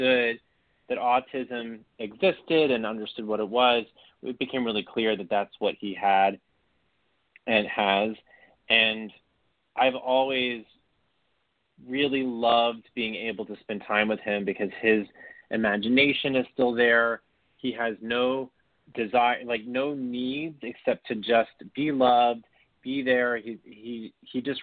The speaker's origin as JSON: {"language": "English", "town": "Beaumont", "region": "Texas", "country": "United States", "tie": "born or raised there", "also_born_or_lived": "Orange, Texas", "said": "I grew up about an hour and a half east of Houston in Beaumont, Texas"}